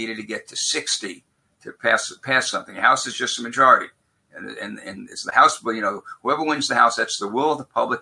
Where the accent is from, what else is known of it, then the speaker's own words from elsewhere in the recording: New York City, New York, United States; moved away as an adult; now in Minnesota, United States; When I grew up in Brooklyn, New York, I never met either a Republican or a Lutheran until I went to college.